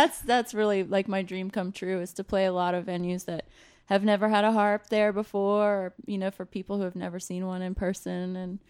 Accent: North Carolina, United States; moved away as an adult; also born or lived in Rochester, New York / Vienna, Austria; now in Philadelphia, United States; I'm from North Carolina originally.

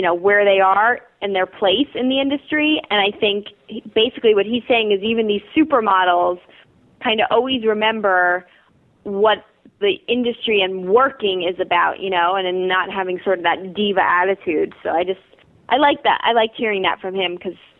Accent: Long Island, New York, United States; I actually am from New York, and I grew up in Long Island

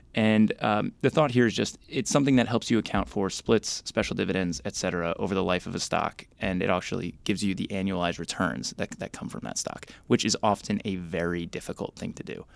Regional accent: Bergen County, New Jersey, United States; I grew up in Bergen County, New Jersey

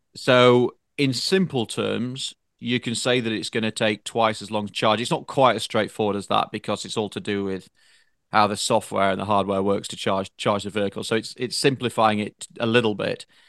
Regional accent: United Kingdom; now in United States; a Brit with a French wife

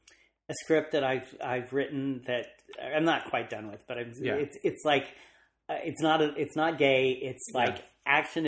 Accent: Los Angeles, California, United States; also born or lived in Van Nuys / North Hollywood; I'm kind of a local boy. I grew up in the Valley.

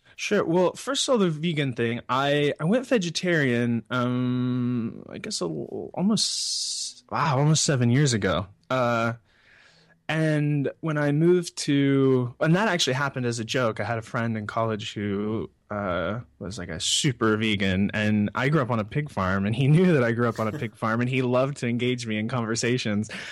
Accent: Missouri, United States; also born or lived in Brooklyn, New York; now in Los Angeles, United States; I grew up in Missouri on a pig farm

